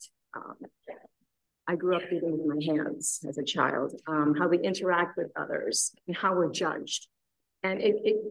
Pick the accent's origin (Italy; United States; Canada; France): Canada; Saskatchewan; also born or lived in India; I was born in India. I was there till I was 8. And then I grew up in Saskatchewan in Canada.